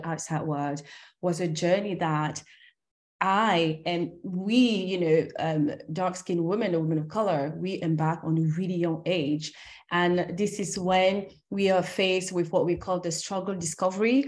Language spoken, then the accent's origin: English; France; also born or lived in Cameroon; I'm originally from Cameroon. That's where I was born. And I grew up in France and in Europe